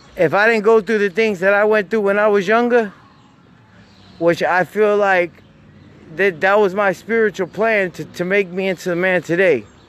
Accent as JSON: {"language": "English", "town": "Jacksonville", "region": "Florida", "country": "United States", "tie": "born or raised there", "said": "I'm from I'm from Jacksonville, Florida"}